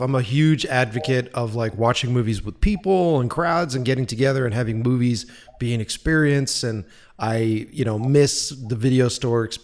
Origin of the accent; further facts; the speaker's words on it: East Coast, United States; now in Los Angeles, United States; you're talking to an East Coast kid